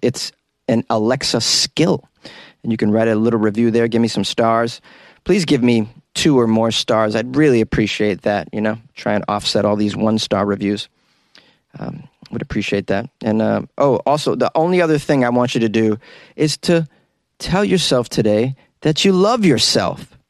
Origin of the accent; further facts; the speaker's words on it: near North Andover, Massachusetts, United States; my hometown is adjacent to North Andover